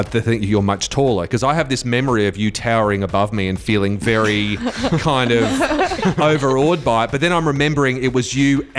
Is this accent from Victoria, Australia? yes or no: no; Queensland, Australia; moved away; I went to primary school in Queensland